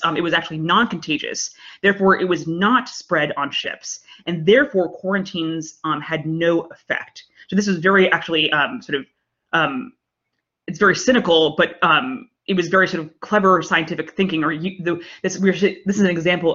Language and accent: English; United Kingdom; now in United States; I'm British